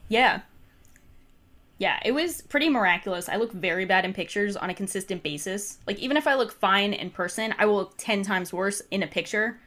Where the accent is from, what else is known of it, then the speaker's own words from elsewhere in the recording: New Jersey, United States; resident of New Jersey